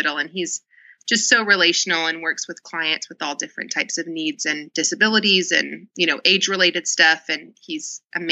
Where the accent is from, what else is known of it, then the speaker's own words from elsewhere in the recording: the Bible Belt, United States; now in Atlanta, United States; I grew up in the Bible Belt. I'm in Atlanta